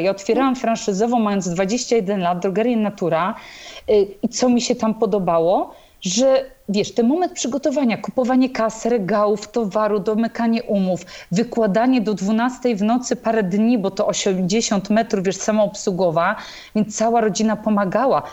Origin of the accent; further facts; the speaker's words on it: Tricity, Pomeranian Voivodeship, Poland; w Trójmieście bo jestem z Trójmiasta